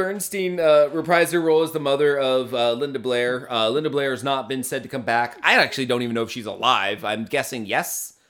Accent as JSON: {"language": "English", "country": "South Africa", "said": "Being South African, a lot of the stars are unknowns"}